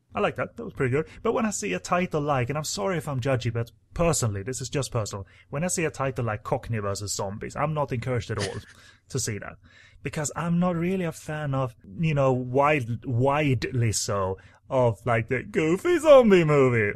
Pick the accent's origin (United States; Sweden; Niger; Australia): Sweden; English is a second language